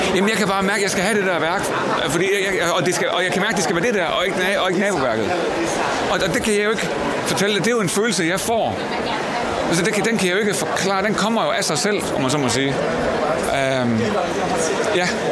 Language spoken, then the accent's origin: Danish; Jutland, Denmark; jeg er fra Jylland